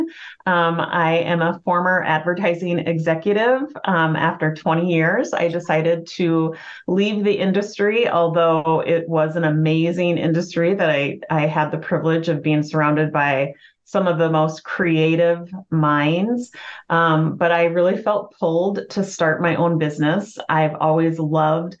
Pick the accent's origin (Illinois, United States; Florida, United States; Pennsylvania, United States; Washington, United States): Washington, United States; moved away as an adult; now in Lakeville, United States; I'm actually originally from Washington State